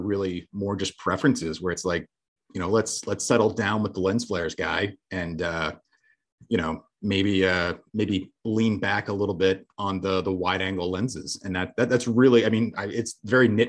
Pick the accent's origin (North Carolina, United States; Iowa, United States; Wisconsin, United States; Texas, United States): North Carolina, United States; Charlotte; now in Madison, United States; growing up in Charlotte, which as even though Charlotte is the most populous city in North Carolina